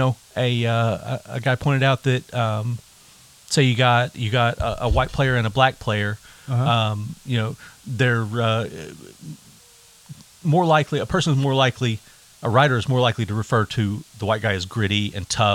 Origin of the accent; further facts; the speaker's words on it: Yukon, Oklahoma, United States; I grew up in Yukon, in, you know, the 80s and 90s